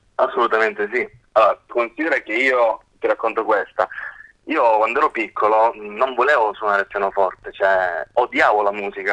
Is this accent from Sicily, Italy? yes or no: yes; Grotte, Sicily, Italy; moved away as an adult; also born or lived in Parma; io vengo da un piccolo paesino della provincia di Agrigento che si chiama Grotte